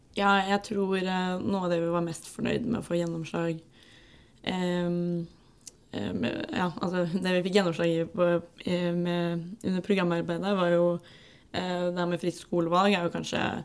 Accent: Gran, Innlandet, Norway; moved away as an adult; now in Oslo, Norway; jeg er fra Gran, bodde i Oslo nå en stund, bor på Løkka.

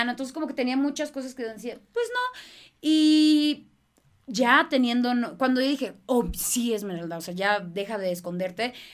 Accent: Boston, Massachusetts, United States; born there; Nací en Boston.

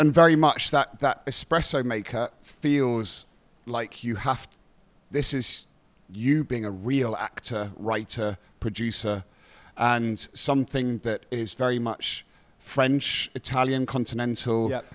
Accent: England, United Kingdom; you take pride in being English

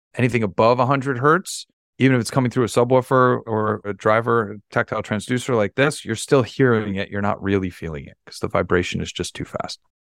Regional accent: New York City, New York, United States; I'm born and raised in New York

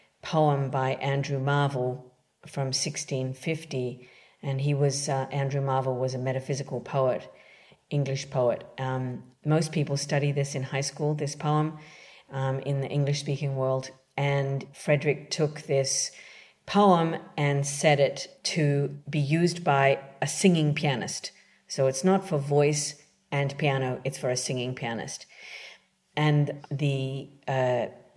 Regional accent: Canberra, Australian Capital Territory, Australia; moved away as an adult; also born or lived in London; now in New York City, United States; I'm originally from Canberra, Australia.

